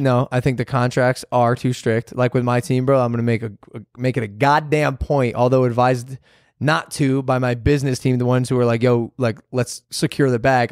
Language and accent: English; Ohio, United States; we grew up in Ohio